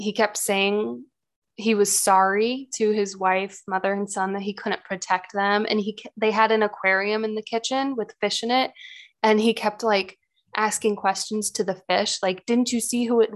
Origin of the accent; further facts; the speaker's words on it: United States; I'm American